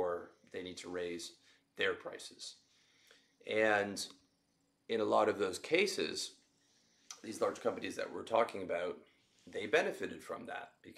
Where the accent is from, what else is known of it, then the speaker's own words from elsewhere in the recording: Canada; now in Southeast Asia; I'm Canadian and I live in Southeast Asia